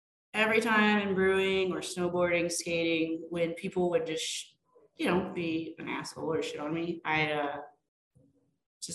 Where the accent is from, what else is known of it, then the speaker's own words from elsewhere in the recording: Fort Collins, Colorado, United States; also born or lived in Seattle, Washington / Boston, Massachusetts; I grew up in Fort Collins